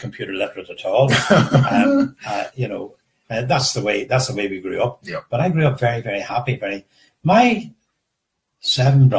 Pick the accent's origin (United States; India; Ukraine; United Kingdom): United Kingdom; Downpatrick, Northern Ireland; we grew up, I'm from Downpatrick, and we grew up in Downpatrick